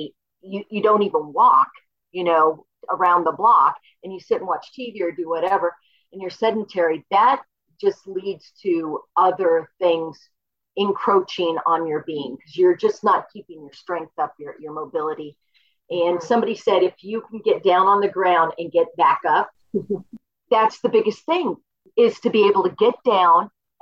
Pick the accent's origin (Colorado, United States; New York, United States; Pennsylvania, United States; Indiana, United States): Colorado, United States; Boulder; also born or lived in Oklahoma; Oklahoma, but I grew up in Boulder